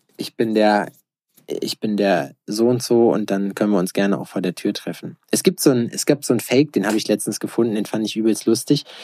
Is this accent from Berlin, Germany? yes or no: yes; Berlin, Germany; als Berliner